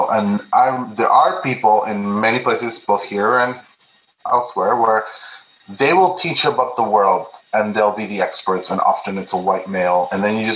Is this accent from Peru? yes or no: yes; Peru; English is a second language; I was born in Peru, I'm Peruvian, I'm Catholic, so how do I bring that perspective?